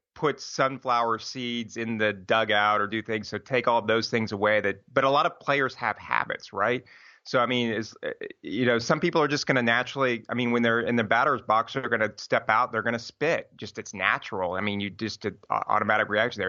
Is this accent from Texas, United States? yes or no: yes; Houston, Texas, United States; we grew up in Houston